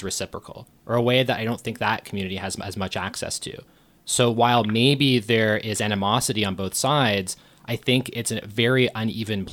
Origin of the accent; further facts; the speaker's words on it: Thornhill, Ontario, Canada; I grew up in Thornhill